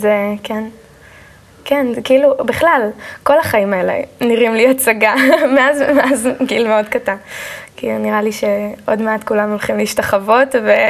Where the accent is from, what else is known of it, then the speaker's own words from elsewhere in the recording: Kfar Saba, Central District, Israel; also born or lived in Haifa / Karmiel; אני נולדתי בבית חולים אה, בחיפה, ומשם עברנו לגור בכרמיאל, אה, ובגיל שנתיים וחצי בערך עברתי עם ההורים לגור בכפר סבא